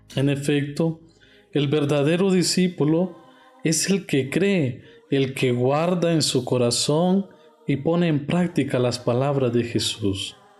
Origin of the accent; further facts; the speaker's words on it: Honduras; moved away as an adult; now in Mexico; Soy de Honduras